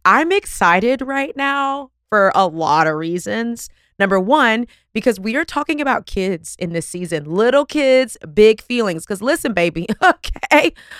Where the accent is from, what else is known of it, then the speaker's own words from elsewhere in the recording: Texas, United States; I don't know. I'm from Texas. I'm sorry.